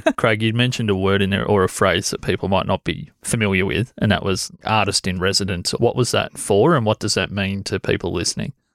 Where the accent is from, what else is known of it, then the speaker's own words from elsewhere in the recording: Corryong, Victoria, Australia; I grew up in Coreang.